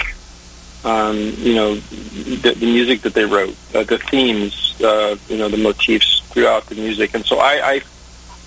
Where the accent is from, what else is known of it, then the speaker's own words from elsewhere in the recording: Northwest, United States; moved away as an adult; also born or lived in Los Angeles; I was originally from the Northwest